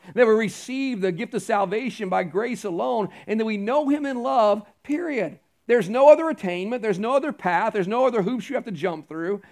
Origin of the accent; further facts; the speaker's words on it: Houston, Texas, United States; now in Carolina, United States; I grew up around the Houston area